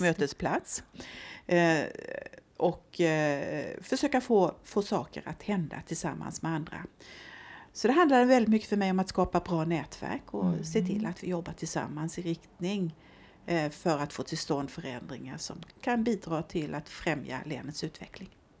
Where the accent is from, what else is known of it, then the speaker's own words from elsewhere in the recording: southern Småland, Sweden; now in Örebro, Sweden; jag är smålänning, eh, det brukar jag ju få förklara här uppe eh, eftersom jag har önskat mig hit till Örebro eh, men inte kommer härifrån ursprungligen utan är född på en bondgård i södra Småland.